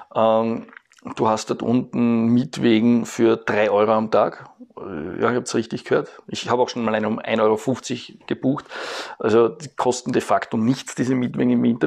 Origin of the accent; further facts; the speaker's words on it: Eastern Austria, Austria; bei uns in Ostösterreich